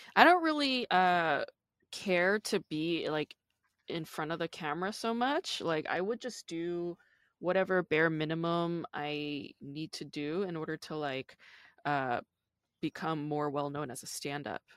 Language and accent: English; New York, United States; I grew up in the East Coast, I'm from New York